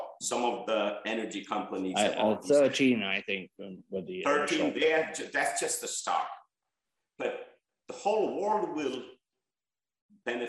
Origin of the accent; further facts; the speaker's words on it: Bangladesh; moved away as an adult; now in United States; where I was born in Bangladesh